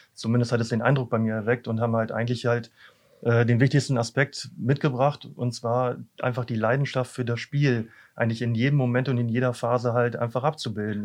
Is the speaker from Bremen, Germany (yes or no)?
no; Büren, North Rhine-Westphalia, Germany; moved away; ursprünglich komme ich aus Büren